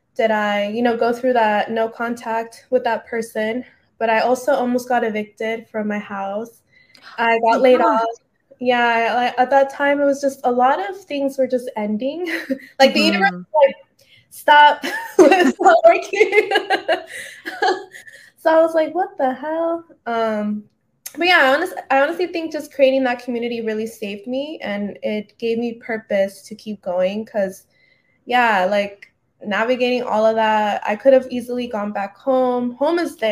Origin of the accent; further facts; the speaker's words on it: San Diego, California, United States; now in Los Angeles, United States; I'm originally from San Diego, but I came out to L.A.